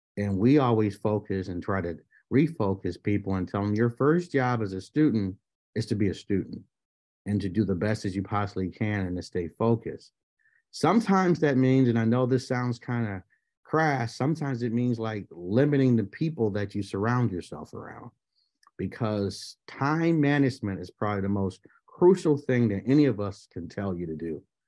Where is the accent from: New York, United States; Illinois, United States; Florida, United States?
New York, United States; Buffalo; born and raised in Buffalo, New York